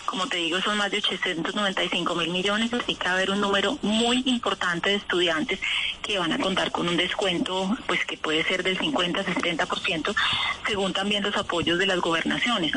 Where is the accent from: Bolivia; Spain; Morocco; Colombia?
Colombia; Colombian Caribbean coast; accent: costeño; mi acento costeño